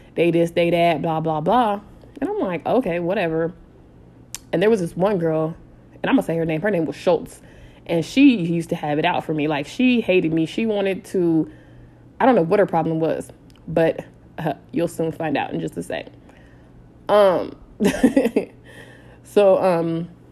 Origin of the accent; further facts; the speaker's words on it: San Diego, California, United States; so I'm from San Diego